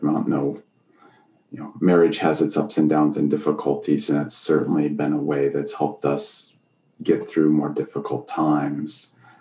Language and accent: English; Erie, Pennsylvania, United States; now in Sharon, Pennsylvania, United States; I grew up in Erie, Pennsylvania.